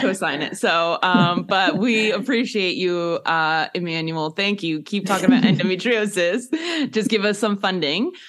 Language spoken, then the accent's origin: English; United States; as an American